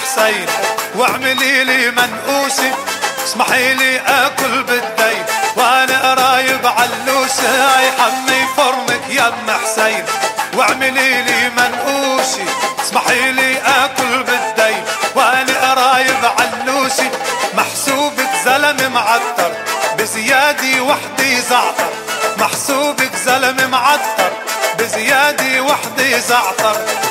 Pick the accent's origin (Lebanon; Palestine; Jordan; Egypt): Lebanon; أنا لبناني